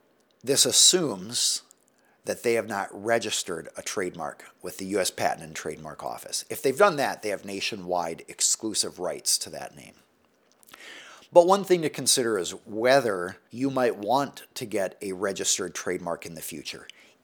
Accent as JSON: {"language": "English", "region": "Delaware", "country": "United States", "said": "They're from Ohio. I'm from Delaware."}